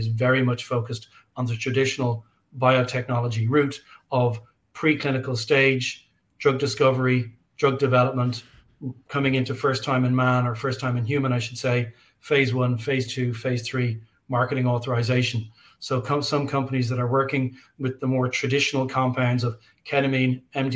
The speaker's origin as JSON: {"language": "English", "country": "Ireland", "said": "I'm an Irish guy."}